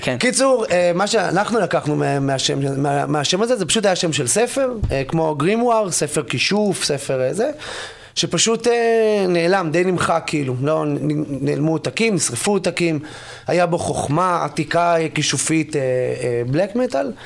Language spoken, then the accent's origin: Hebrew; Jerusalem, Jerusalem District, Israel; אני ירושלמי